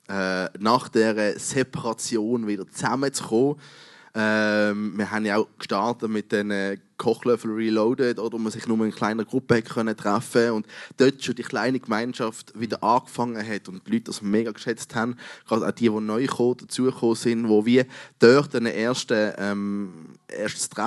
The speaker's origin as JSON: {"language": "German", "country": "Switzerland", "said": "Wir als Schweizer kennen das nicht so wahnsinnig."}